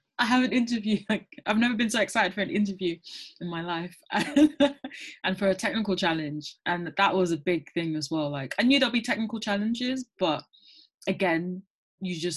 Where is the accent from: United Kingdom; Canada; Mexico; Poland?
United Kingdom; London; I grew up in London, born and raised.